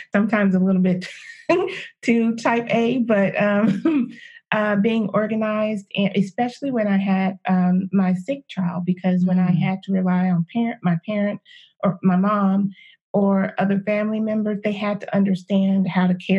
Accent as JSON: {"language": "English", "region": "East Texas", "country": "United States", "tie": "born or raised there", "also_born_or_lived": "California", "said": "growing up in the South"}